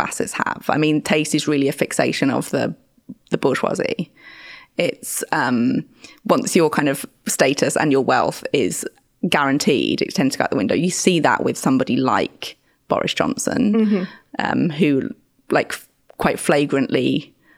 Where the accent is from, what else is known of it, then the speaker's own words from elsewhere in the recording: Birmingham, West Midlands, United Kingdom; now in London, United Kingdom; where I grew up in Birmingham